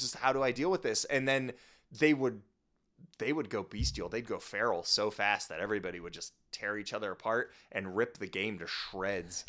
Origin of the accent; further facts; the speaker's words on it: Midwest, United States; moved away; I grew up in the Midwest